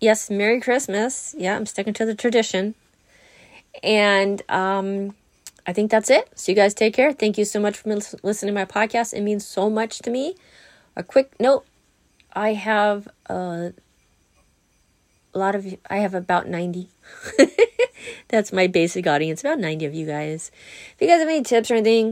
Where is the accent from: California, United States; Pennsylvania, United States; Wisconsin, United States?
California, United States; Southern; I'm from Southern California